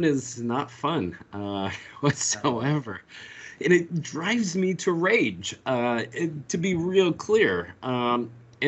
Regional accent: Colorado, United States; now in North Carolina, United States; growing up in Colorado

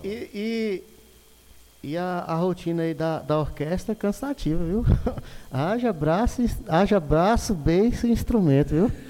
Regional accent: Montes Claros, Minas Gerais, Brazil; eu sou de Montes Claros, Minas Gerais

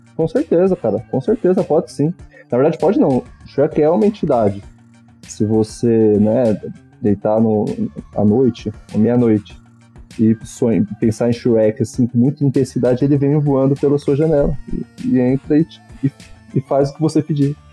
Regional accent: Ribeirão Pires, São Paulo, Brazil; eu era pequeno em Ribeirão Pires, na cidade onde eu cresci

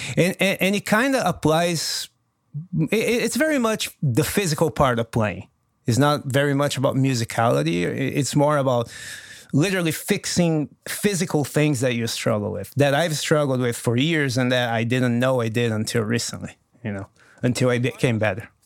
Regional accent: Brazil; first language Portuguese; English is a second language; also born or lived in Los Angeles, United States; now in United States; I talk to my buddies in Brazil

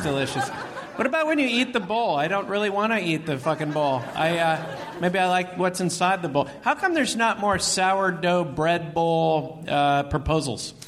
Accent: San Francisco Bay Area, California, United States; moved away; I'm from the Bay Area originally, and it's just changed so much since I was here.

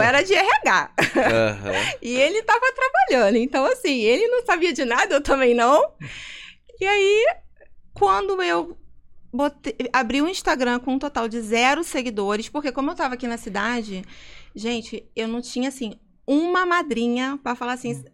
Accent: Rio de Janeiro, Brazil; accent: carioca; moved away as an adult; now in Vinhedo, Brazil; eu sou muito carioca, eu tenho muito sotaque

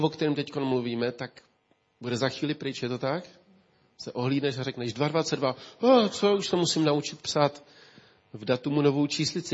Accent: Ústí, Czechia; Já si pamatuju jako kluk, když eh, tady v Ústí

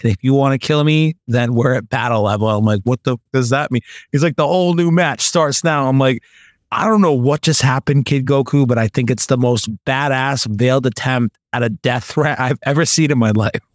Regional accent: United States; I'm American

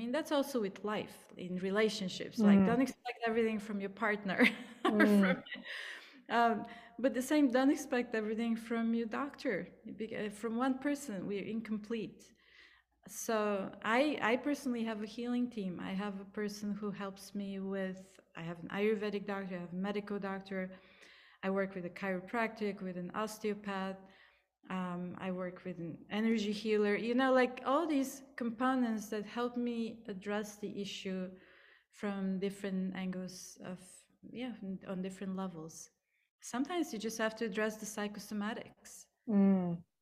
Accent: Plovdiv, Plovdiv Province, Bulgaria; accent: Bulgarian; English is a second language; moved away as an adult; also born or lived in India; I grew up in Bulgaria, so that's my accent

